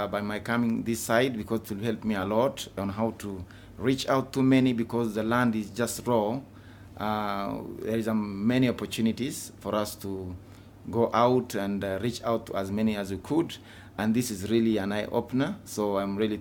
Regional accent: Ethiopia; my home country. And we try our best to reach out to every individual in Ethiopia

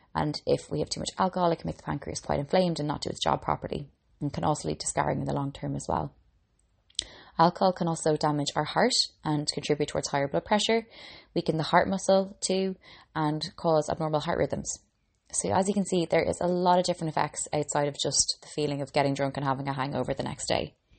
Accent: Ireland; now in Dublin, Ireland; I'm an Irish girl

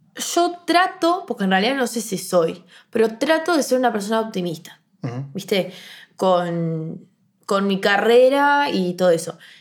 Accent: Montevideo, Uruguay; yo soy del Prado. No puedo ir al liceo del Prado

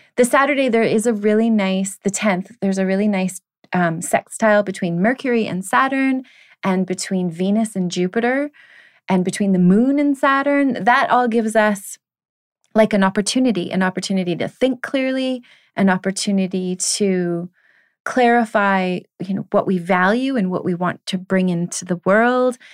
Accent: Canada; being that I am a Canadian

